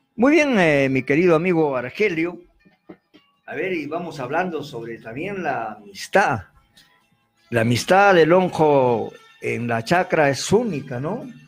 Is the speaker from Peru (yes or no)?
yes; Arequipa, Peru; nuestra tierra arequipeña